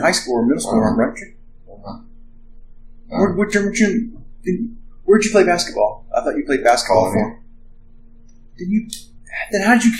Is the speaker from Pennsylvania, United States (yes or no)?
yes; Pennsylvania, United States; moved away; I'm from Pennsylvania